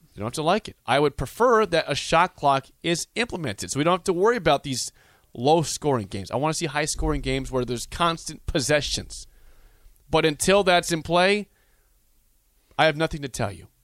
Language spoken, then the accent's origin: English; Beatrice, Nebraska, United States; my hometown, Beatrice